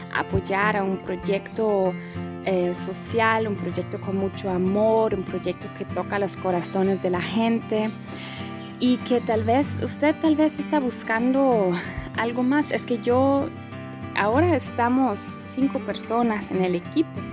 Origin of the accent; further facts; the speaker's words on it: Germany; also born or lived in Poland; yo soy de Europa, soy de Alemania, mi familia es de Polonia.